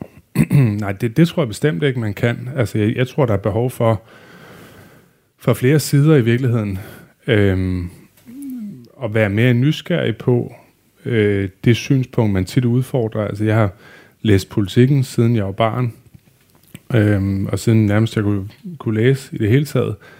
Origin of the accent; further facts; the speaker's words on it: Videbæk, West Jutland, Central Denmark Region, Denmark; jeg kørte selv aviser i Vibberød, hvor jeg kommer fra, øh, i Vestjylland